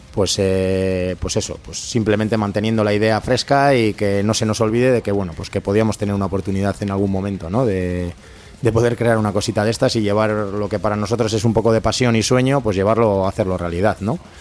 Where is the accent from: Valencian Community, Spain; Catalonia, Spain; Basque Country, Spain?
Basque Country, Spain; Durango; yo soy de Hermoa